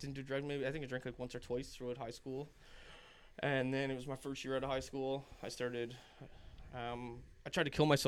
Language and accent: English; Glace Bay, Nova Scotia, Canada; I'm from Glace Bay, Cape Breton